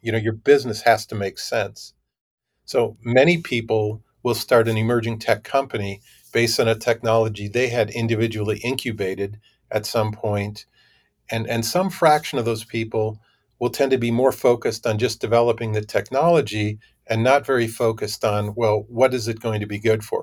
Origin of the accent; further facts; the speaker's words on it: Minnesota, United States; moved away as an adult; I grew up in Minnesota